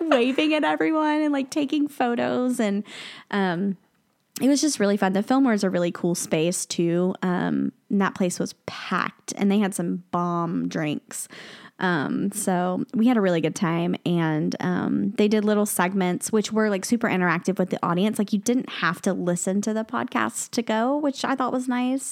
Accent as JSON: {"language": "English", "region": "the South", "country": "United States", "said": "I'm from the South"}